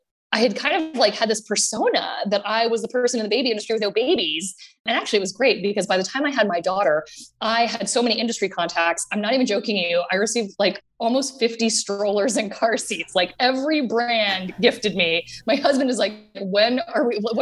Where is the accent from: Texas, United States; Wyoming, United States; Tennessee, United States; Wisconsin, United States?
Texas, United States; Austin; grew up in Austin, Texas, and my parents bought the miniature train in Zilker Park